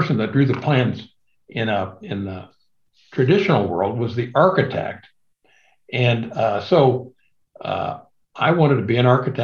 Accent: Midwest, United States; I'm from the Midwest. I was almost 21 before I ever saw a mountain or the ocean.

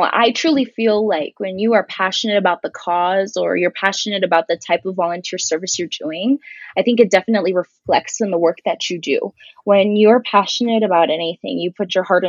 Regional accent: Douglas, Arizona, United States; moved away as an adult; now in Tucson, United States; all 5 elementary schools in my hometown of Douglas

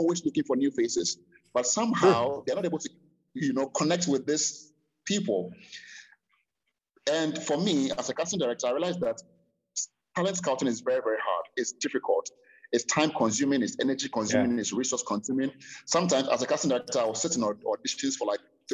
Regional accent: Ghana; I'm a Ghanaian, born and raised in Ghana

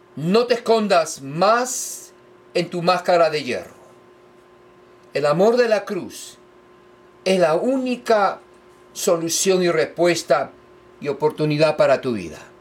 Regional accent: Lima, Peru; yo nací en Perú, Lima, la capital

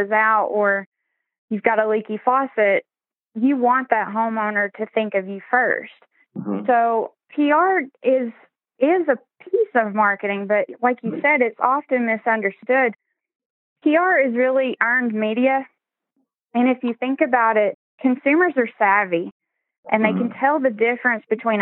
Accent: Maryville, Tennessee, United States; moved away as an adult; I did move back to my hometown in Maryville. We're right outside of Knoxville and Gatlinburg.

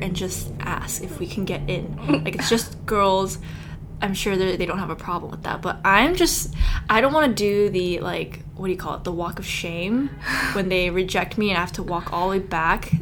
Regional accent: California, United States; moved away as an adult; also born or lived in Korea; now in New York, United States; I'm from California as well, but I went to college in Korea

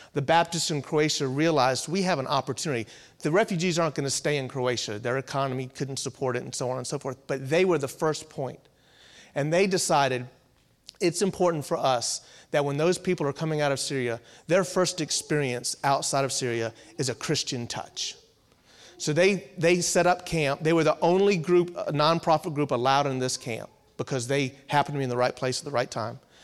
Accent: Virginia Beach, Virginia, United States; also born or lived in Louisville, Kentucky / Danville, Virginia; born and raised in Virginia, Virginia Beach area

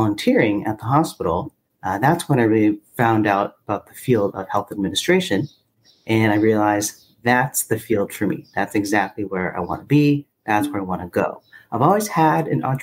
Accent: Anaheim, California, United States; also born or lived in Fountain Valley, California; I'm born and raised in Orange County. I was born in Fountain Valley, and my parents and my three brothers and I, we grew up in Anaheim, California

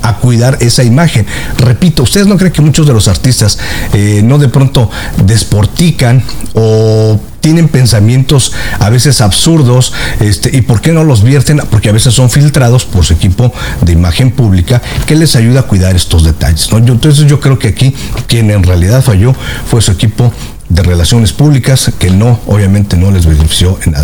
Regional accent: Mexico; now in United States; yo soy mexicano, nací este, en México, tengo 20 años aquí en la Unión Americana

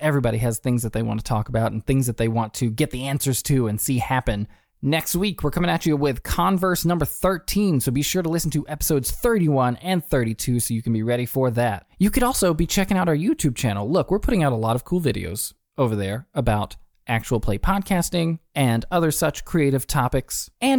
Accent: the South, United States; accent: Southern; Can you tell that I'm from the South and I used to talk like that, my vowels?

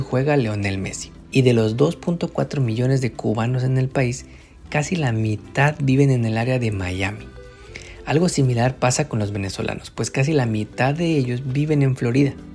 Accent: Mexico; now in United States; Los latinos que venimos de México

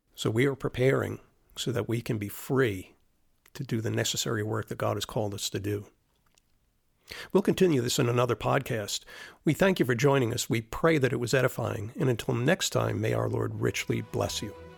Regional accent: Florida, United States; moved away; growing up in Florida

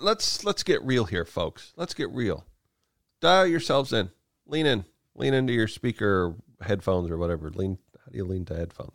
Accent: Kansas, United States; I grew up in Kansas.

